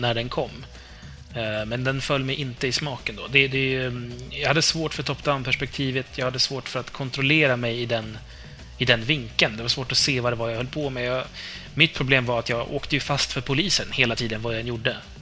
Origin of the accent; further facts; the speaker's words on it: Uppland, Uppsala County, Sweden; accent: Uppland dialect; also born or lived in Hälsingland; jag är upplänning